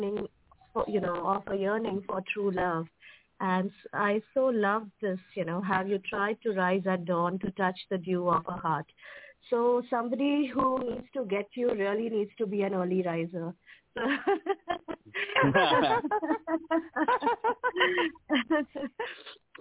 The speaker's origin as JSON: {"language": "English", "country": "India", "first_language": "Hindi", "second_language": "English", "said": "in Hindi, you know, the Indian, my mother tongue"}